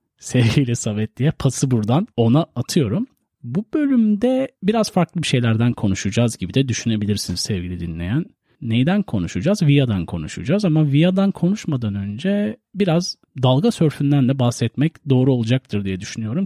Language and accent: Turkish; Turkey